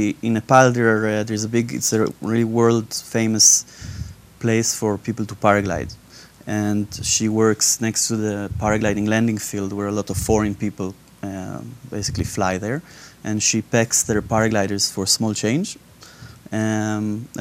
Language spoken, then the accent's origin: English; Israel; now in United Kingdom; I'm originally from Israel, but now I'm based in the UK.